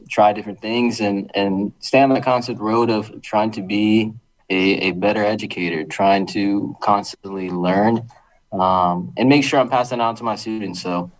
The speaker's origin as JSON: {"language": "English", "town": "Bridgeport", "region": "Connecticut", "country": "United States", "tie": "born or raised there", "said": "I'm born and raised in Bridgeport, Connecticut, and I always just wanted to come back and help and learn"}